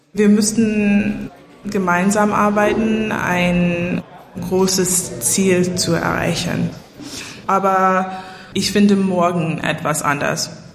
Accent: New York City, New York, United States; German is a second language; moved away as an adult; now in Berlin, Germany; Ich komme aus New York City, Manhattan und ich habe in Berlin gewohnt seit 2016

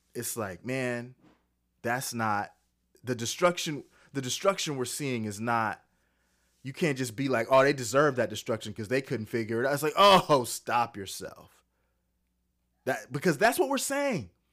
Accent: California, United States; now in Texas, United States; I'm from California. I got out just in time

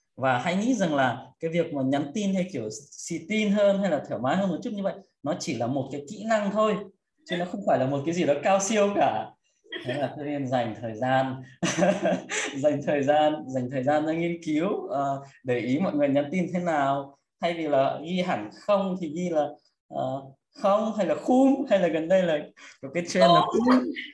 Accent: Ukraine; moved away as an adult; now in Vietnam; mặc dù là sinh ra lớn lên ở Ukraine có một cái gì là nó khá là tây nhưng mà vẫn sẽ có một số giá trị gì đó nó rất là thuần Việt Nam

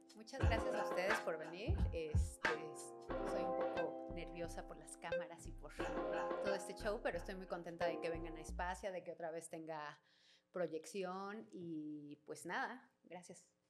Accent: Mexico City, Mexico; soy de aquí de Ciudad de México, eh, oriunda de Santa María la Ribera

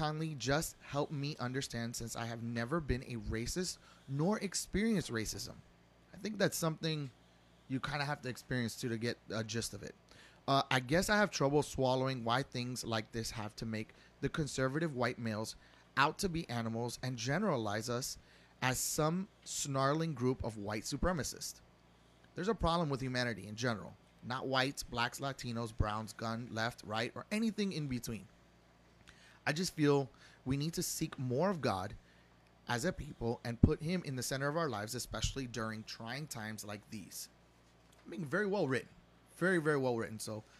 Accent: Florida, United States; I was raised in South Florida in the era of culture diversity

